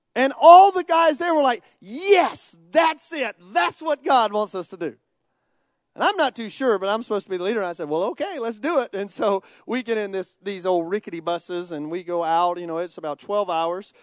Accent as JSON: {"language": "English", "country": "United States", "tie": "born or raised there", "said": "I grew up in America"}